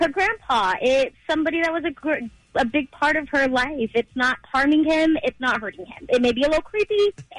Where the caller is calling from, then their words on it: Riverside, California, United States; I'm calling from Riverside.